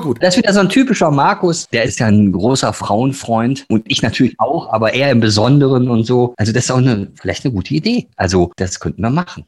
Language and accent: German; Ruhr area, North Rhine-Westphalia, Germany; now in Bavaria, Germany; ich bin aus dem Ruhrgebiet. Uns hat beide freiwillig nach Bayern verschlagen